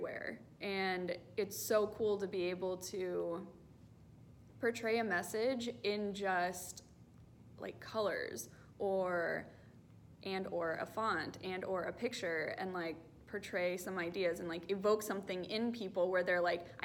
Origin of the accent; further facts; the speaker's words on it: North Texas, United States; now in Southern California, United States; I am from North Texas